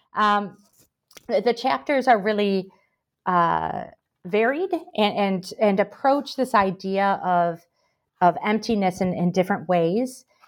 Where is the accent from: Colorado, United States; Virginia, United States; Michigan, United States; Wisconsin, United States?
Michigan, United States; moved away as an adult; also born or lived in Paraguay / Brazil; now in Birmingham, United Kingdom; I'm originally from the United States. You can probably tell from my accent. I'm from Michigan originally, but I lived a long time in South America as well, mostly in Paraguay and Brazil